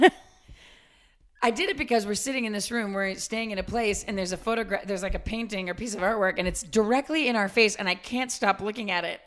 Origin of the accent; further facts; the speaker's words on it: suburban Massachusetts, United States; When I was growing up in Suburban, Mass